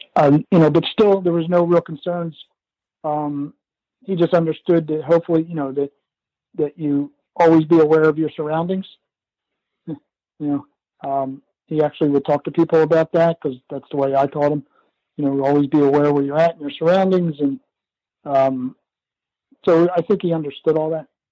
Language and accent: English; Philadelphia, Pennsylvania, United States; also born or lived in Downingtown, Pennsylvania; we grew up in the Philadelphia area.